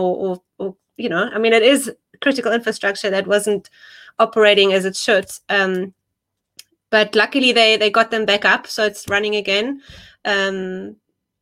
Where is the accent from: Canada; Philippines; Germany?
Germany; moved away as an adult; now in South Africa; So originally I'm actually from Germany. So I grew up there. And then in my early 20s, I moved to South Africa for an internship